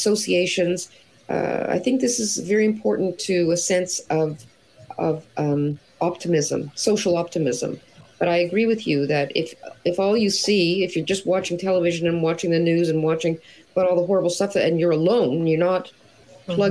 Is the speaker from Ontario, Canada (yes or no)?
yes; Toronto, Ontario, Canada; now in Montreal, Canada; I live in Montreal, but I grew up in Toronto.